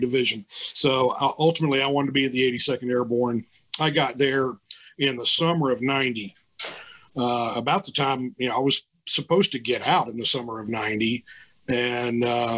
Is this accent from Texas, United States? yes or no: no; Barboursville, West Virginia, United States; also born or lived in Louisville; as a kid, I grew up in Barboursville, West Virginia